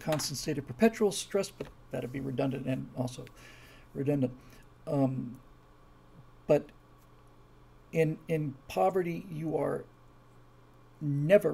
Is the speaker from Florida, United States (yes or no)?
yes; Key Biscayne, Florida, United States; moved away; where we grew up in Key Biscayne, Florida